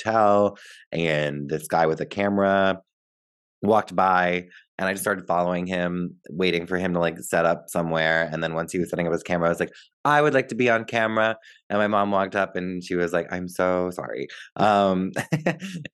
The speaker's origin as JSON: {"language": "English", "town": "Pequannock", "region": "New Jersey", "country": "United States", "tie": "born or raised there", "said": "I grew up in a town called Pequannock, New Jersey."}